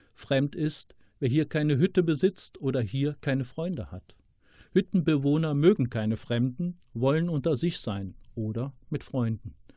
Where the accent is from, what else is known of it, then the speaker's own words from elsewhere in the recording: Rommerskirchen, North Rhine-Westphalia, Germany; now in Ratingen, Germany; wurde 1964 in Rommerskirchen geboren, im Rheinland und wohne jetzt in Ratingen im Bergischen Land